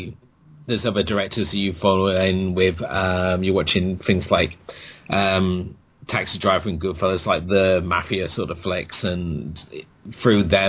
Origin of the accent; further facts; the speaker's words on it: Cornwall, South West England, United Kingdom; also born or lived in Oldham; I'm from England. Originally born in Oldham and then grew up in Cornwall